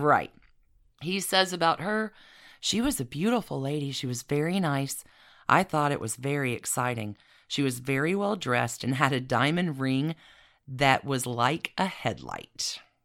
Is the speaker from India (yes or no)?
no; Anniston, Alabama, United States; my hometown in Anniston